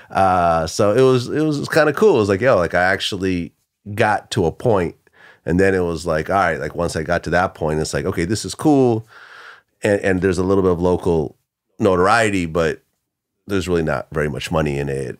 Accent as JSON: {"language": "English", "area": "Bay Area", "region": "California", "country": "United States", "tie": "born or raised there", "also_born_or_lived": "Ukraine / Boston, Massachusetts", "first_language": "Russian", "second_language": "English", "said": "I moved to California, uh, to the Bay Area, uh, I started third grade over"}